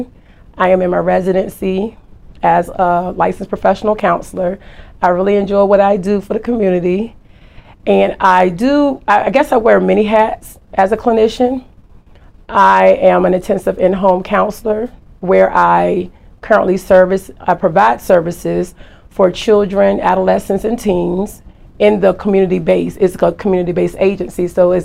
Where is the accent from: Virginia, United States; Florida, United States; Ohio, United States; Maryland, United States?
Virginia, United States; Norfolk; also born or lived in Turkey; I was born in Turkey. My dad was military. Then I was raised in Norfolk, Virginia.